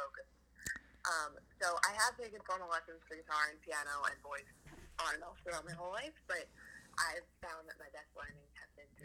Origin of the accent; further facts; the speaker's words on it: Philadelphia, Pennsylvania, United States; I am born and raised in Philadelphia, suburb of Philadelphia.